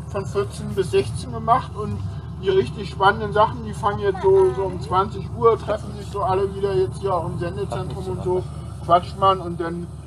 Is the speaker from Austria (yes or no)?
no; Berlin, Germany; Aber vielleicht komme ich auch aus Berlin